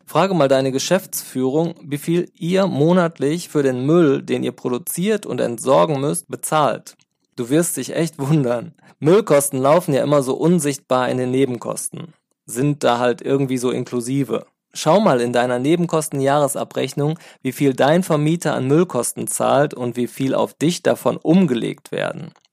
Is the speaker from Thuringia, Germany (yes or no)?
no; Sauerland, North Rhine-Westphalia, Germany; now in Cologne, Germany; ich stamme ja aus dem Sauerland